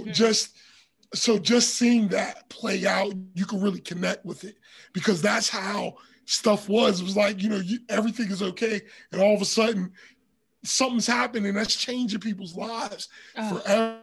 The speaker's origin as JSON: {"language": "English", "town": "Pittsburgh", "region": "Pennsylvania", "country": "United States", "tie": "born or raised there", "said": "growing up in Pittsburgh, especially around that time"}